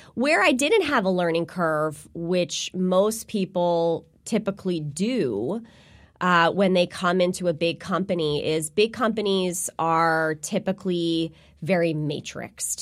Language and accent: English; New Jersey, United States; I am, uh, born and raised in New Jersey. I'm a Jersey girl